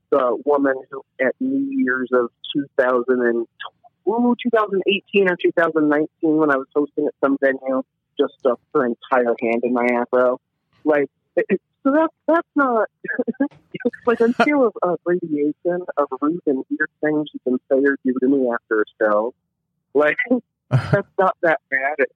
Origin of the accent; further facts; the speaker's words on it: Illinois, United States; also born or lived in Kentucky; I am a Midwestern boy and I'm a Southern boy. I'm from Illinois, Kentucky, and I've been able to travel a decent amount of the Midwest